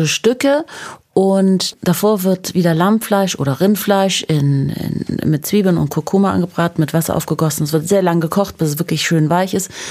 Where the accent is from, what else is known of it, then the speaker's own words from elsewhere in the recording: Munich, Bavaria, Germany; moved away as an adult; also born or lived in Tehran, Iran; ich bin in einem Haus in München aufgewachsen